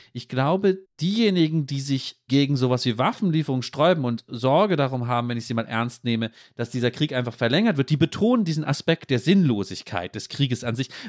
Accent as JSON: {"language": "German", "country": "Germany", "said": "wir natürlich vielleicht auch als Deutsche"}